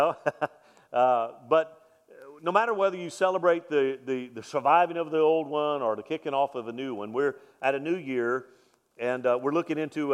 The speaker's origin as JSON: {"language": "English", "town": "Mobile", "region": "Alabama", "country": "United States", "said": "I'm from Mobile, Alabama"}